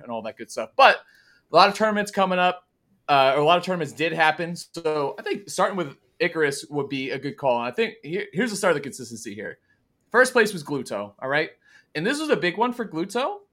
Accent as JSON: {"language": "English", "country": "Italy", "said": "my home country, Italy, in Bologna"}